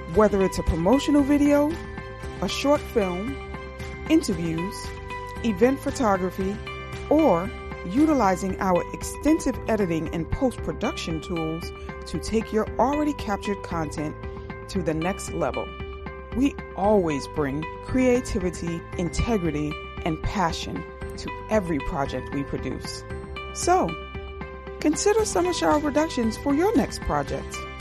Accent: New York City, New York, United States; also born or lived in Queens; we were raised in Harlem and Bed Stuy

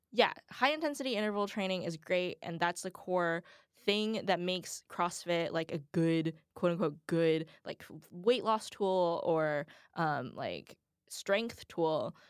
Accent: the South, United States; I'm from the South

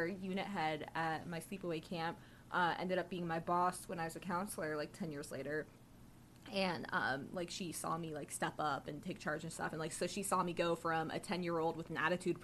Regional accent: the South, United States; moved away; I grew up in the South, so we never had off for Jewish holidays

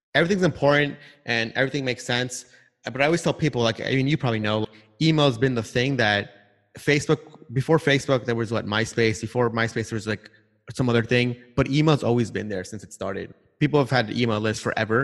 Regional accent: New York City, New York, United States; moved away; also born or lived in California; I grew up in Long Island, Queens sort of area

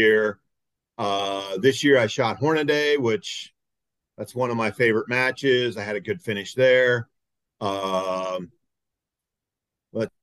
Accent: Akron, Ohio, United States; from Akron, Ohio, pretty much born and raised within 30 miles of the same spot

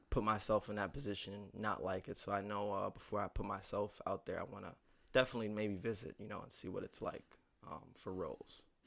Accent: Niagara Falls, New York, United States; Niagara Falls, New York, hometown of the Buffalo Bills and the Niagara Falls waterfall

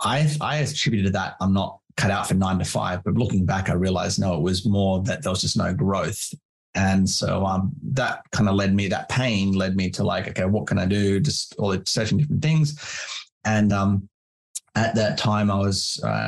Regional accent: Canberra, Australian Capital Territory, Australia; moved away as an adult; also born or lived in Wilmington, North Carolina, United States / London, United Kingdom; now in near Brisbane, Australia; So, as I said, I'm from Canberra. I lived there most of my life until I moved here.

